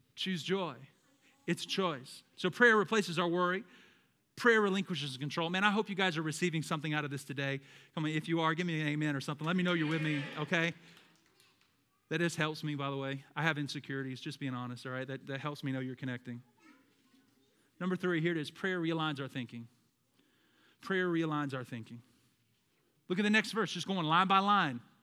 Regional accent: the South, United States; I'm from the South

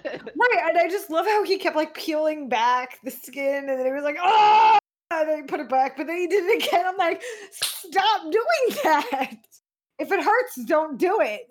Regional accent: United States; as an American

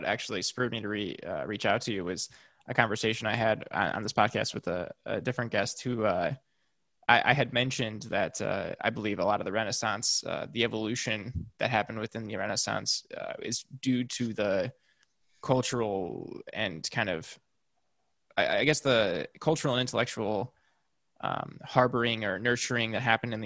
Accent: United States; I can speak as an American

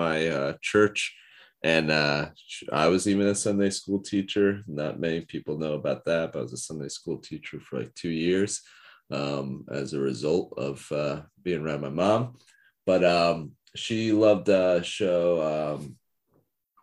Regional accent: New Jersey, United States; I know all the places around my hometown

